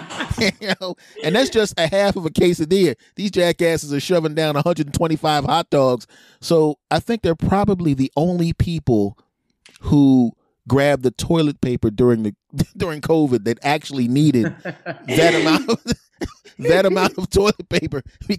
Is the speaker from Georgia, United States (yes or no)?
no; Philadelphia, Pennsylvania, United States; moved away; I'm originally from Philadelphia